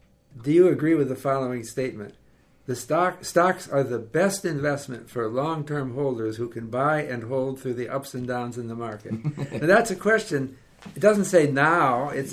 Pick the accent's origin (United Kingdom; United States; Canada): Canada; Look, we're Canadian, but we don't do this in Vancouver.